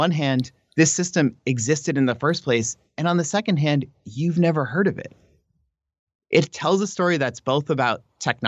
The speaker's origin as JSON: {"language": "English", "country": "United States", "said": "as an American scholar"}